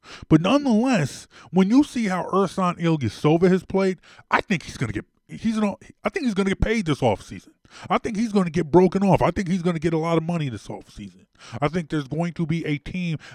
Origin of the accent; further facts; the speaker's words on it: Roslyn, Pennsylvania, United States; I grew up in Roslyn. I grew up in Roslyn.